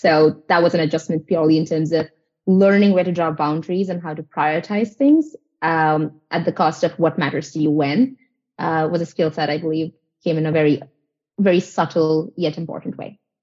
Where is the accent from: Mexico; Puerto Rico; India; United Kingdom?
India; moved away as an adult; now in United States; I'm from India.